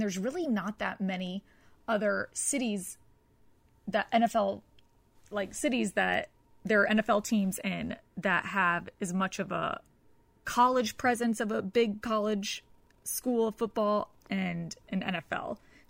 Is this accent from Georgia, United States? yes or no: yes; Atlanta, Georgia, United States; now in Los Angeles, United States; I'm from Atlanta, so I'm thinking about Georgia.